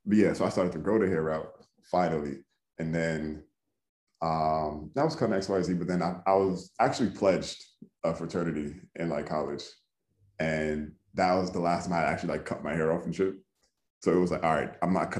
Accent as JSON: {"language": "English", "region": "New York", "country": "United States", "also_born_or_lived": "Jamaica", "moved": "as an adult", "lives_now": "Bay Area, United States", "said": "I'm from New York"}